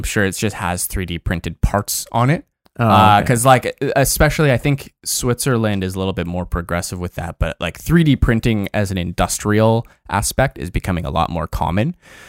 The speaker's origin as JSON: {"language": "English", "town": "Toronto", "region": "Ontario", "country": "Canada", "tie": "born there", "said": "I was born in Toronto. Didn't grow up there."}